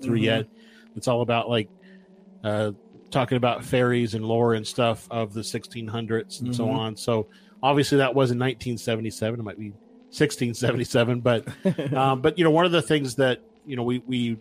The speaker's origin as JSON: {"language": "English", "country": "United States", "said": "as an American"}